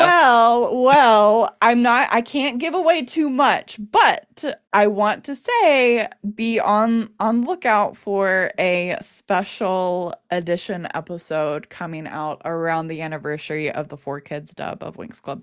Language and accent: English; United States; being an American Wings fan